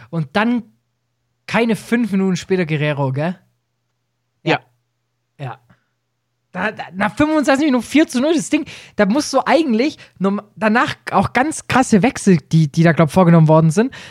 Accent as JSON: {"language": "German", "town": "Stuttgart", "region": "Baden-Württemberg", "country": "Germany", "said": "… ist Bremen-Fan und ich als Stuttgarter"}